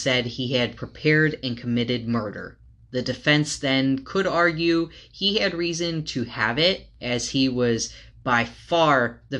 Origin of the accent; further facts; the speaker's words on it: United States; I grew up in Farmer City, USA.